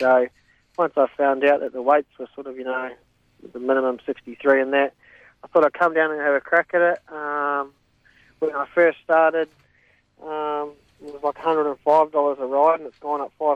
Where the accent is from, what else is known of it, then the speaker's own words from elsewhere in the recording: New Zealand; also born or lived in Perth / Queensland / Victoria; now in Australia; I'm from New Zealand. I've been here about 12 years now.